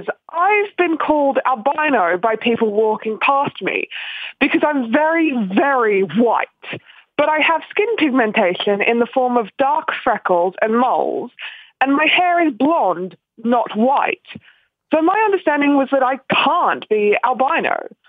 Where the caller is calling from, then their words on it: Wollongong, New South Wales, Australia; Hi, guys, and good morning from Wollongong, Australia.